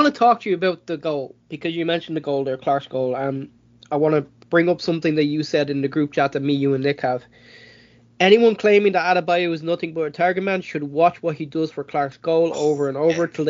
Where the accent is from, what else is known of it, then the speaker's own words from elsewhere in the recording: Ireland; as an Irishman